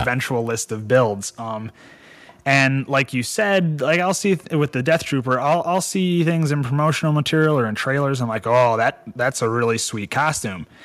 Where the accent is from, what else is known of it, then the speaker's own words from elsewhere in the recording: Michigan, United States; a boy growing up in Michigan playing in the woods with frogs and snakes and salamanders